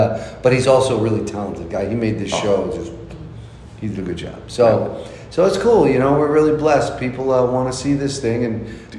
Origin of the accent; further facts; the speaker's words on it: New Jersey, United States; now in Los Angeles, United States; I grew up in New Jersey